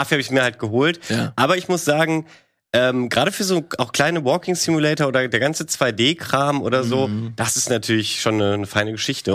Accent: Germany; bei uns in Deutschland

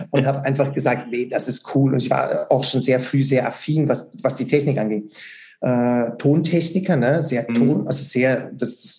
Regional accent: Switzerland; Und das geht natürlich nicht, weil es muss ja drei Jahre gehen bei uns in der Schweiz, ganz klar.

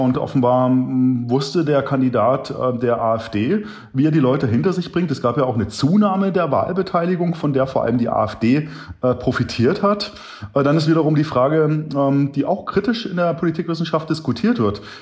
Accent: Lutherstadt Wittenberg, Saxony-Anhalt, Germany; born there; also ich bin Ende ähm, der 1970er Jahre geboren in Lutherstadt Wittenberg, genau. Und äh, da gab's ja dort damals noch nicht die Bundesrepublik, das war die DDR.

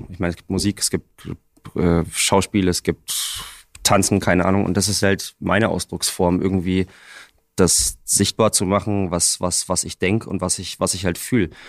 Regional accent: Bavaria, Germany; Na gut, also ich bin äh, direkt am Wald aufgewachsen, äh, in einem relativ kleinen Kuhkaff irgendwo in Bayern.

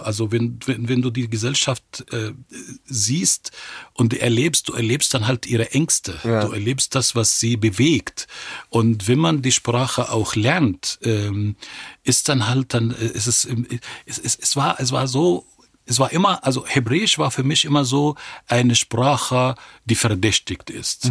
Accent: Cairo, Cairo Governorate, Egypt; German is a second language; moved away as an adult; also born or lived in Israel; now in Germany; ich bin in Kairo geboren und aufgewachsen.

